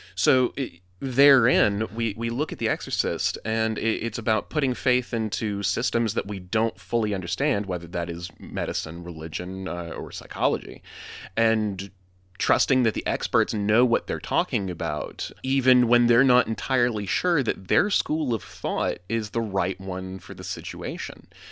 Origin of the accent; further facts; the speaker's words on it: the South, United States; I grew up in the South